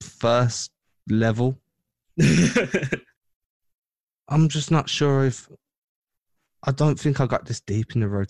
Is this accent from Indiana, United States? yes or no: yes; Indiana, United States; I'm from Indiana, where bored is life.